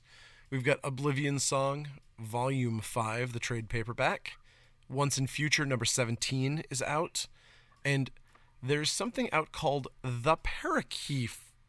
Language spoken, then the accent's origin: English; Maine, United States; If I remember properly from when I was growing up in Northern Maine.